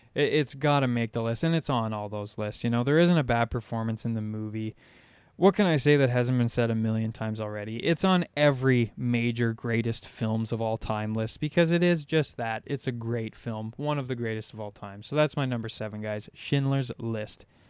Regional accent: Southern Ontario, Canada; I'm from Southern Ontario. There's no sharks where I live.

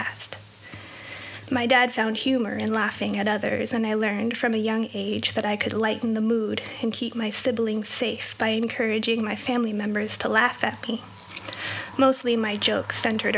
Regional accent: just south of Los Angeles, Southern California, United States; I was born and raised in Southern California, in an affluent neighborhood just south of Los Angeles

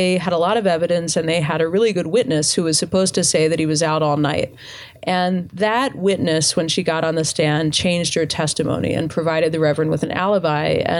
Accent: Eastern Shore, United States; moved away; the town where I went to high school on the Eastern Shore

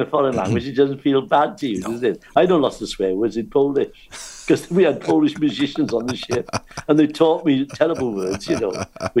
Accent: South Wales, United Kingdom; I'm a South Wales, I said efo.

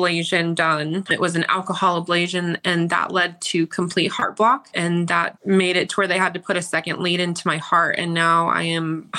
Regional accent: Denver, Colorado, United States; I'm from Denver, Colorado

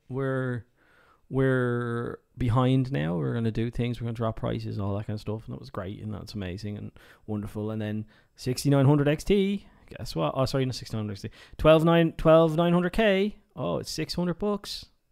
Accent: Ireland; I'm Irish

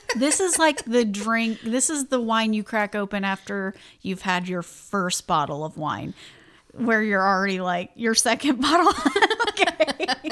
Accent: Indiana, United States; we're both from Indiana

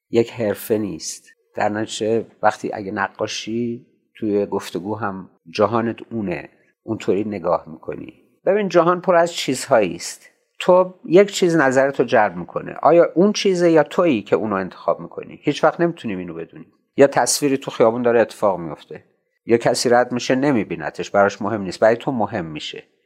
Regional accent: Shiraz, Fars, Iran; born or raised there

